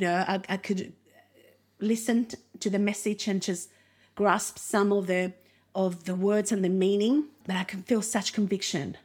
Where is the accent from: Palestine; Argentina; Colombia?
Argentina; English is a second language; also born or lived in Uruguay; now in Australia; we grew up in Uruguay until I was around five. Then after that, we moved to Argentina